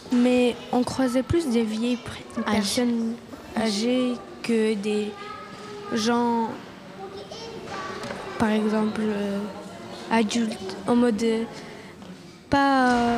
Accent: Italy; je suis italien

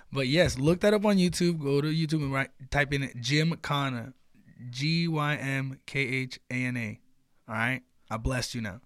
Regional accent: United States; me being American

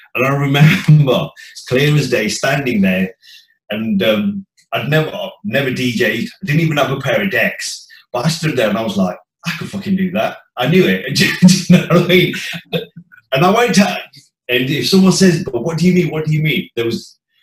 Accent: Leicester, East Midlands, United Kingdom; I was born and bred in the Midlands, Leicester

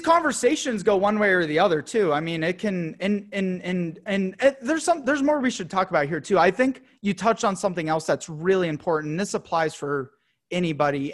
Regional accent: United States; a young, proud, you know, American dude

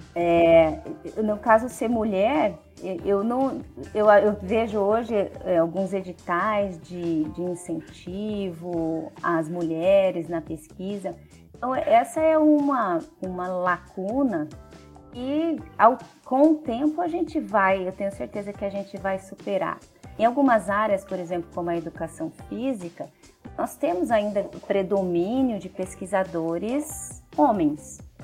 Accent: Campo Grande, Mato Grosso do Sul, Brazil; moved away as an adult; also born or lived in Botucatu / Cuiabá; now in Campo Grande, Brazil; na minha cidade natal, Campo Grande.

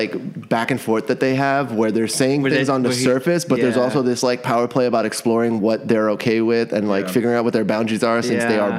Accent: New York City, New York, United States; I am merely from Brooklyn.

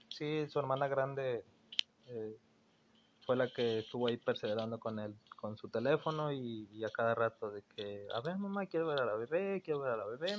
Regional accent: Mexico City, Mexico; moved away as an adult; now in Monterrey, Mexico; soy originario de la Ciudad de México. Actualmente llevo viviendo aquí ocho años.

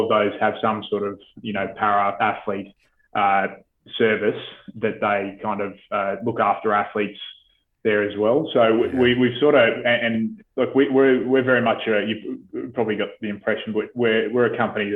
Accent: Australia; coming in as an Aussie, it's a very sort of, I think it's, we have a very endearing sort of culture, and we're well liked as a nation overseas

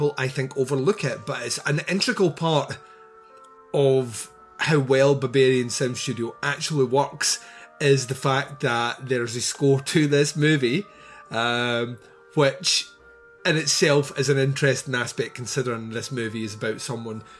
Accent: Scotland, United Kingdom; I'm Scottish, and we all live in the Highlands apparently

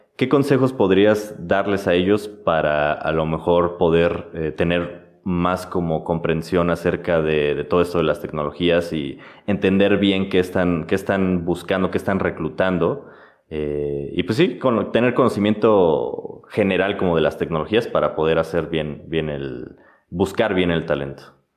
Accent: Mexico; somos de México exactamente

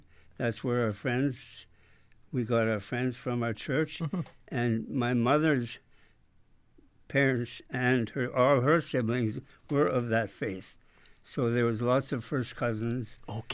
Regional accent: Linden, Alberta, Canada; moved away; also born or lived in Revelstoke, British Columbia / Saskatoon, Saskatchewan; I was born in a rented farmhouse near Linden, Alberta, about 18 miles from Three Hills, Alberta.

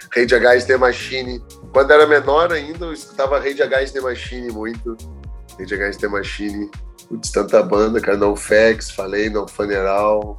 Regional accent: Porto Alegre, Rio Grande do Sul, Brazil; now in Florianópolis, Brazil; Eu sou gaúcho, natural de Porto Alegre. Vim morar em Floripa por causa do surf

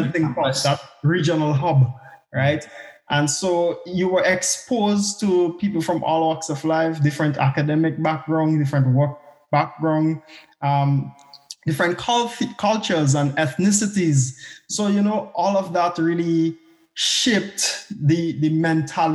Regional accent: Grenada; moved away as an adult; also born or lived in Barbados; now in Scotland, United Kingdom; I was born in Grenada. So I am Grenadian, but I more like to think of myself as a CARICOM national. I grew up in Grenada

